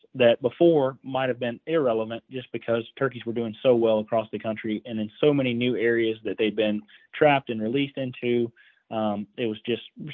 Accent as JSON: {"language": "English", "region": "Iowa", "country": "United States", "said": "my home state of Iowa here"}